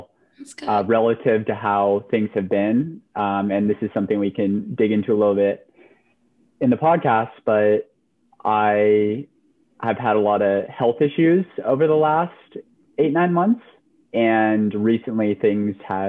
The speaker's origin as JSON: {"language": "English", "town": "Lafayette", "region": "California", "country": "United States", "moved": "yes", "said": "I am from Lafayette, which is in the East Bay area, so up north, so yeah. California, all the way for me."}